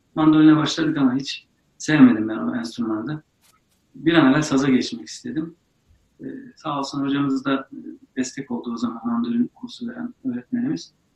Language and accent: Turkish; Ankara, Turkey; also born or lived in Eleşkirt, Ağrı; Ben Ağrı Eleşkirt doğumluyum. Sonrasında orada da kalmadık. Ankara'ya geldik, yerleştik.